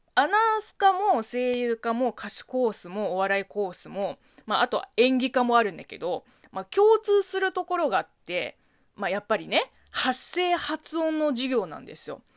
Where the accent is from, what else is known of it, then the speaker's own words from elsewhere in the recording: China; Japanese is a second language; now in Japan; 中国生まれ、中国育ち